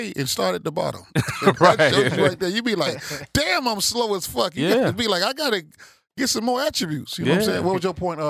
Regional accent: Chicago, Illinois, United States; moved away; I'm going to go back to Chicago

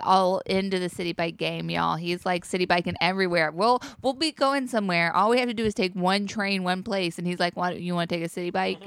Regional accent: Charlotte, North Carolina, United States; now in New York, United States; I come from North Carolina bike culture

